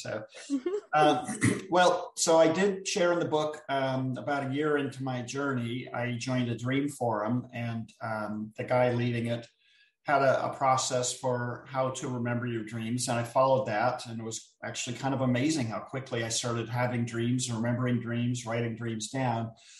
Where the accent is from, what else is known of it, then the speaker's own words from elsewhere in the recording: Jamaica; now in Florida, United States; And I'm from Jamaica. I'm living in Florida right now. And I was getting ready to go back and visit my family.